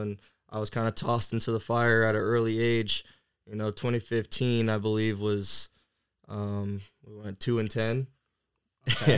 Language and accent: English; Camas, Washington, United States; also born or lived in California; now in Bradenton, United States; I'm originally from Camas, Washington, um, which is a small town uh, just north of Portland, Oregon